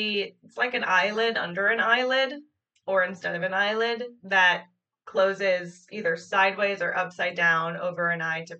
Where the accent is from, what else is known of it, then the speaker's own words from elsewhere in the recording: United States; We're American